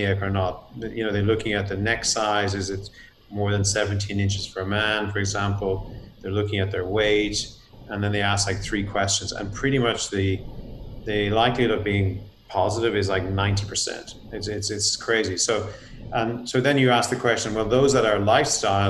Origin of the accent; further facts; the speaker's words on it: Ireland; moved away as an adult; now in United States; I'm actually from Ireland myself